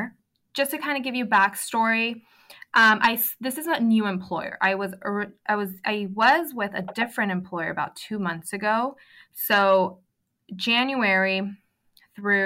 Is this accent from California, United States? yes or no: yes; San Diego, California, United States; I am from San Diego.